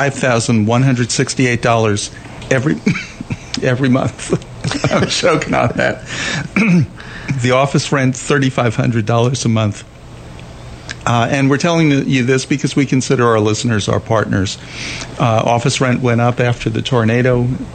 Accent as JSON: {"language": "English", "region": "New York", "country": "United States", "tie": "born or raised there", "moved": "yes", "lives_now": "Dallas, United States", "said": "I grew up in New York."}